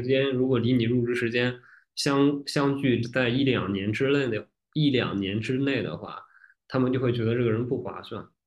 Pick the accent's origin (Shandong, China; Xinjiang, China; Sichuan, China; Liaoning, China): Shandong, China; accent: Shandong; 如果我努力，或者说比较认真地去讲普通话的话，就会有那个儿化音比较重，但是区别于北京和河北的儿化音的那个感觉，就会覆盖掉山东口音